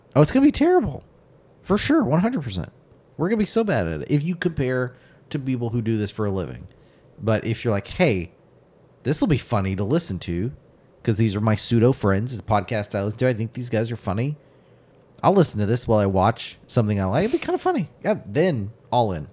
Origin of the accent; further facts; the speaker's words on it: United States; as an American